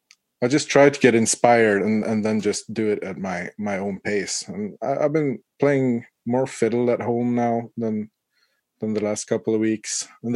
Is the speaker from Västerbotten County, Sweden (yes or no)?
yes; Umeå, Västerbotten County, Sweden; I grew up in Umeå. If you follow the east coast of Sweden, get your Google Maps out.